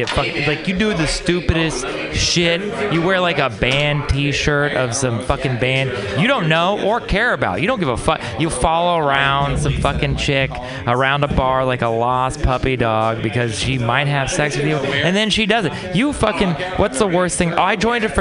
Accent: Texas, United States; moved away; I'm from Texas

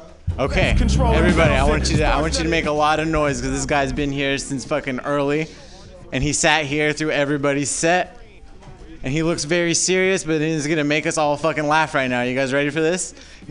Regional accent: Orange County, Southern California, United States; now in San Francisco Bay Area, United States; I'm from Southern California. So, like, I live up here now

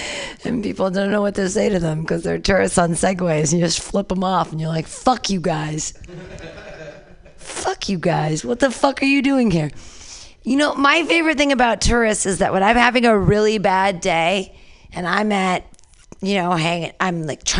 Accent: United States; I'm sad today. I'm an American.

